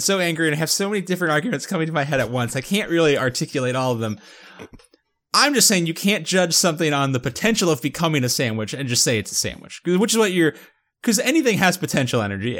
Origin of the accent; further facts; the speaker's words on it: West Palm Beach, Florida, United States; my hometown